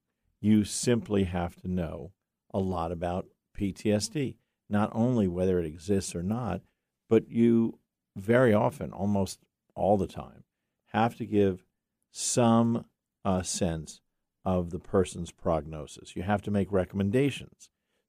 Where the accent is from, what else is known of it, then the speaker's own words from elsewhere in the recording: New York, United States; I'm from New York.